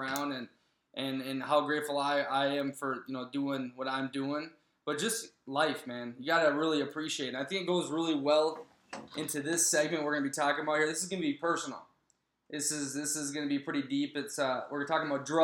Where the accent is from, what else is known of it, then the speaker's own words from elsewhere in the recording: Prior Lake, Minnesota, United States; moved away; back in the United States of America, in my hometown, Prior Lake.